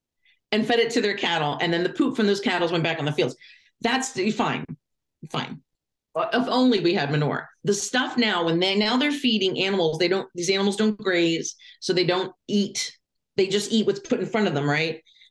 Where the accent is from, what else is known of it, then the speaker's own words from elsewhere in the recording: Lancaster, Pennsylvania, United States; I grew up in Lancaster, Pennsylvania